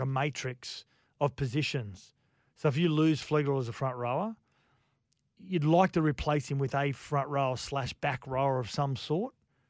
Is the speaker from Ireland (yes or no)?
no; Gold Coast, Queensland, Australia; As much as it pains me to say, because I grew up on the Gold Coast.